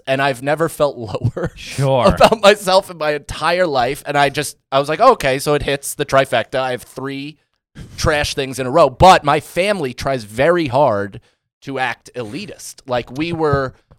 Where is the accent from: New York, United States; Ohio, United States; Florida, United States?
New York, United States; Rockland County; And I grew up in Rockland County, which up until recently I thought was like kind of well-to-do.